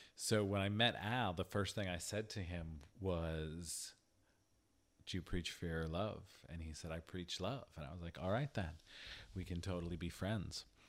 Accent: Hazleton, Pennsylvania, United States; growing up in Hazleton

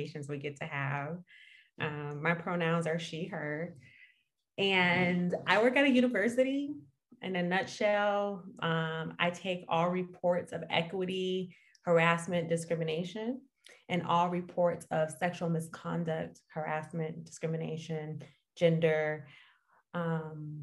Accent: Detroit, Michigan, United States; now in Redlands, United States; I'm from Michigan, Detroit area.

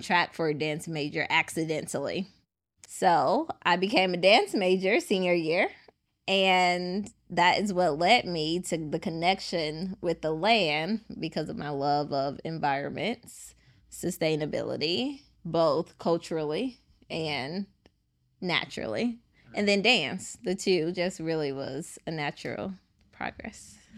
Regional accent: Chicago, Illinois, United States; I am from Chicago, born and raised, but I have family in Edwards, Mississippi

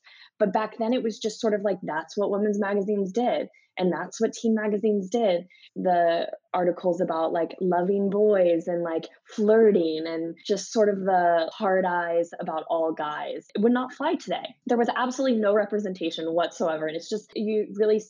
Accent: Missouri, United States; I'm from Missouri

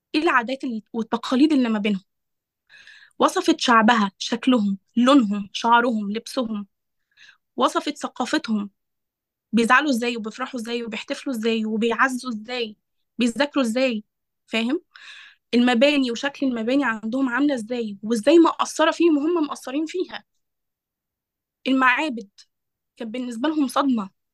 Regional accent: Egypt; احنا كمصريين

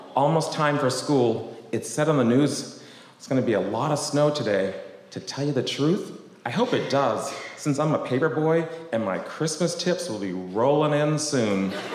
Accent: Boston, Massachusetts, United States; I grew up in Boston, in a town called West Roxbury

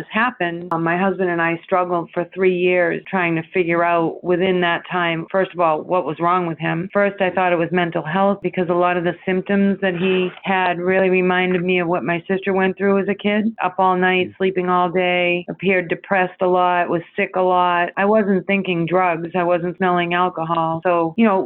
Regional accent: Randolph, Massachusetts, United States; moved away; I grew up in Randolph, 20 minutes south of Boston

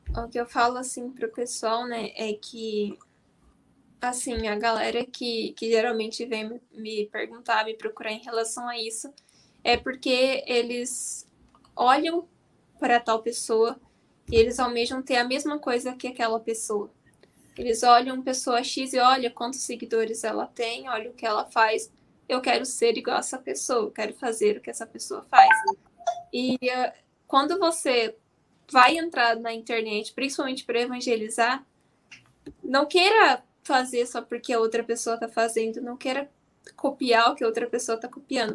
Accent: Maringá, Paraná, Brazil; Eu sou de Guatemi, distrito de Maringá.

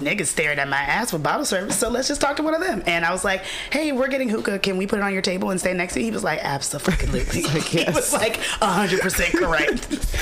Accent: the South, United States; I'm from the South

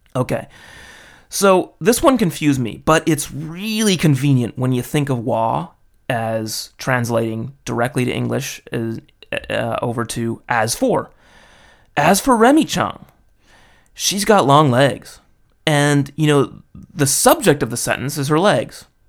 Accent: Los Angeles, California, United States; I'm an American dude from L

